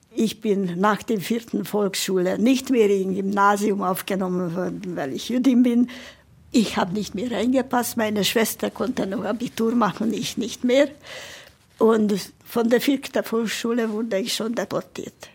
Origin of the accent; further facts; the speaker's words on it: Budapest, Hungary; moved away; geboren in Budapest und in Pestazsébet, das ist ein Vorort von Budapest, bin ich aufgewachsen